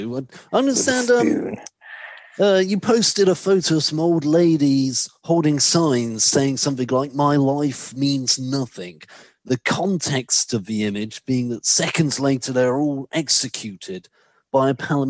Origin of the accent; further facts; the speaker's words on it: United Kingdom; I'm certainly British first, and I'm proud to say that I'm British